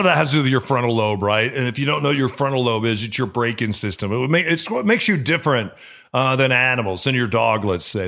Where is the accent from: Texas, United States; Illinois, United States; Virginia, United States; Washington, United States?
Illinois, United States; Gurnee; now in Seattle, United States; where I grew up in Gurnee, Illinois